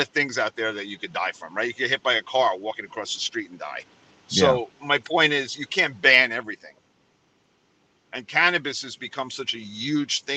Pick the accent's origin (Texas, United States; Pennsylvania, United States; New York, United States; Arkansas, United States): New York, United States; New York City; now in Florida, United States; I come from New York City